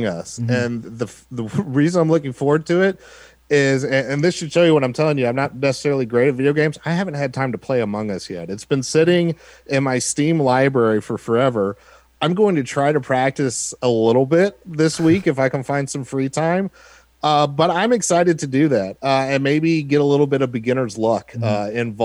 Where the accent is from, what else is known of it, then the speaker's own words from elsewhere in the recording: Texas, United States; I'm a Texan that went to Notre Dame